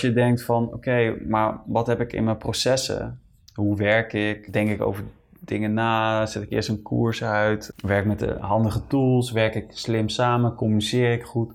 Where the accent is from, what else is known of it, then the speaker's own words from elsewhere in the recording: Netherlands; moved away as an adult; ik ga eind april ga ik terug naar Nederland. Ja, ik mis mijn familie gewoon